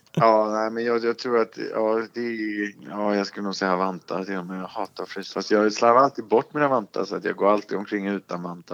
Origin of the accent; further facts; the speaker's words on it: Småland, Sweden; Jag är ju från Småland själv.